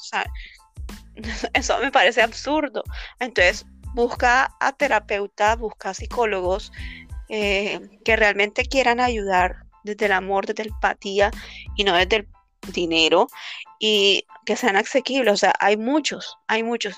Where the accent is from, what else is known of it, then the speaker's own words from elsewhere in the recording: Colombia; now in Peru; nosotros somos colombianas